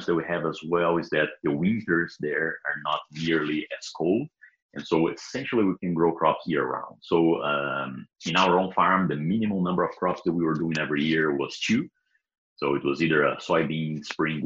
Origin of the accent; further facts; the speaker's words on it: Brazil; English is a second language; moved away as an adult; also born or lived in Oklahoma, United States; now in Kansas, United States; I am from Brazil. Was born and raised there.